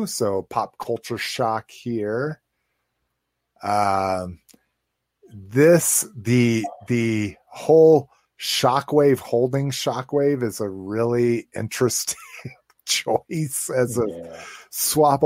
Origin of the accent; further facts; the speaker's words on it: Las Vegas, New Mexico, United States; my hometown of Las Vegas, New Mexico